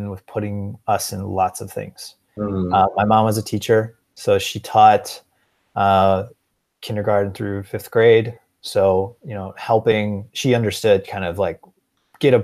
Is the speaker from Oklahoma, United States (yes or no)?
no; Neenah, Wisconsin, United States; also born or lived in La Crosse, Wisconsin; I was born in La Crosse, which is, you know, also in Wisconsin. And then they moved eventually and settled in Neenah. So I'm from Neenah, Wisconsin, which is like a small